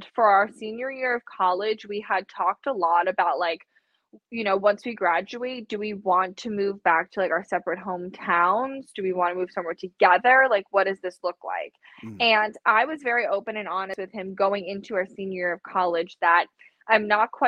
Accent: New York City, New York, United States; moved away; I'm originally from New York City

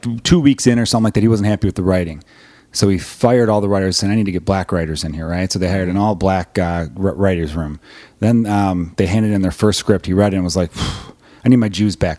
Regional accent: Chicago, Illinois, United States; as a Chicagoan

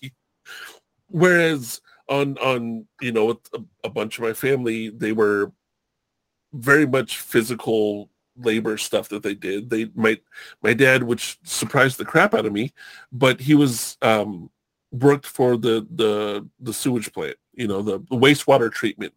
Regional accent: Southern California, United States; also born or lived in Hawaii; I grew up in Southern California

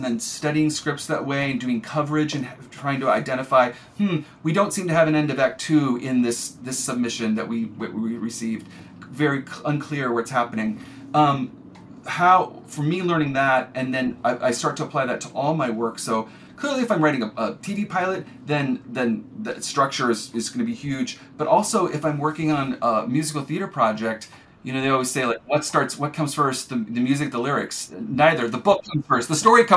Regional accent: rural Iowa, United States; moved away; also born or lived in Chicago / Los Angeles; I'm from rural Iowa. I'm not from Chicago at all

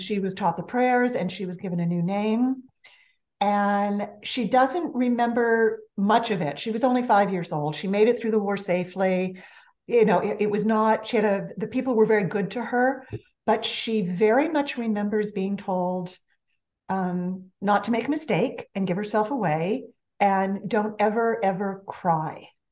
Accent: Los Angeles, California, United States; accent: valley girl; I grew up in the San Fernando Valley of Los Angeles, born and bred

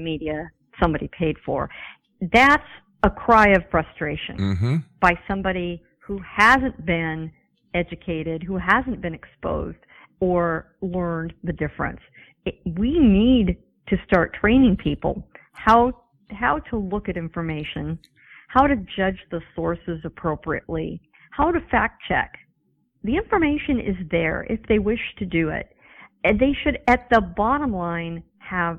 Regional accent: San Diego, California, United States; I grew up in San Diego

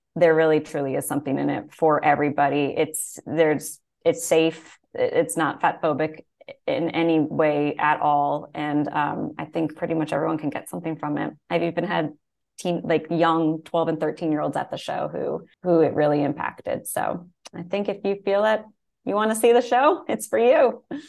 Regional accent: New York, United States; I grew up in New York, like just outside the city

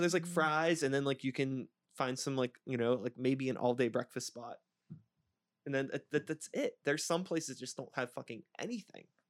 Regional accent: Pittsburgh, Pennsylvania, United States; I'm an O G, uh, Pittsburgh kid, uh, you know, sixty-one A into Oakland when I was a little shithead growing up in Swiss Vale

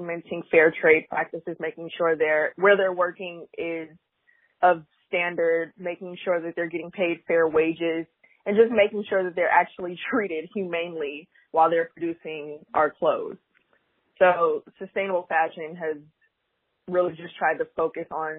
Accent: Oakland, California, United States; moved away as an adult; now in New York, United States; I'm from Oakland, California, but I reside in New York. I've been here for about 8 years

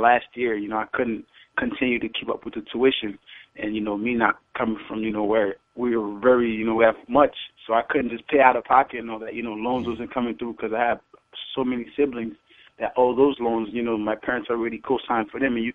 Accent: Danbury, Connecticut, United States; moved away as an adult; also born or lived in Haiti; now in Brooklyn, United States; I'm originated in Haiti, so, you know, I'm 100% Haitian, but I grew up majority of my, you know, young teen life up to high school in Danbury, Connecticut

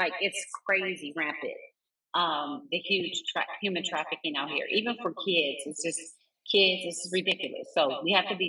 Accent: Carson, California, United States; So we grew up in Carson.

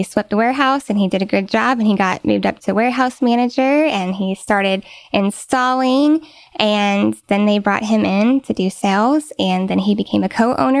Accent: Wimberley, Texas, United States; I grew up in Wimberley, Texas.

